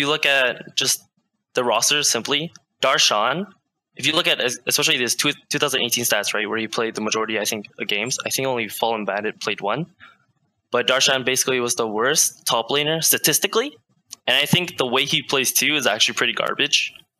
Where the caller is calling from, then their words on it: Vancouver, British Columbia, Canada; Hi, I'm calling from Vancouver, BC.